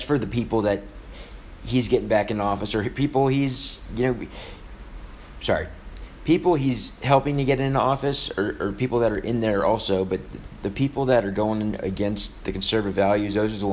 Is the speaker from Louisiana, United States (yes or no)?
yes; New Orleans, Louisiana, United States; In my hometown